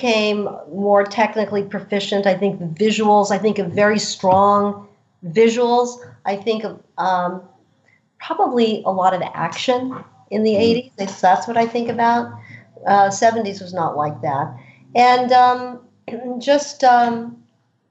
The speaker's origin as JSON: {"language": "English", "region": "New York", "country": "United States", "tie": "born or raised there", "said": "As a woman growing up in New York, you know, having a father as a cop"}